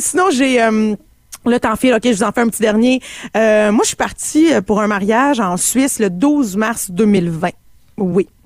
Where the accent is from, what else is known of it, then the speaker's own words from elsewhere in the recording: Canada; je suis canadienne